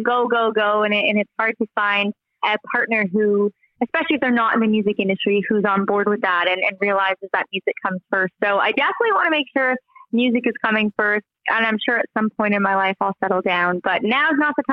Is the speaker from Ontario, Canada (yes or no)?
yes; Hamilton, Ontario, Canada; I'm a Canadian country singer-songwriter from Hamilton, Ontario.